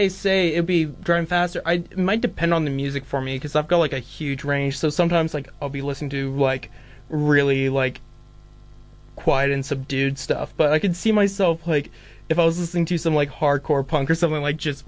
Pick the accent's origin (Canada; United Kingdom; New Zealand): New Zealand; Dunedin, Otago; I'm here from Dunedin